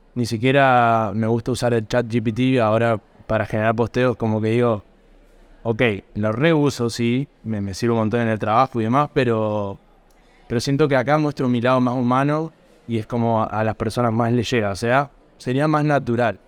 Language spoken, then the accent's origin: Spanish; Norberto de la Riestra, Buenos Aires Province, Argentina; moved away as an adult; now in Buenos Aires, Argentina; Vengo de un pueblo que se llama Norberto de la Riestra, un pueblo de 7.000 habitantes. En el año 2017, que terminé la secundaria, a fines me vine para acá, para Buenos Aires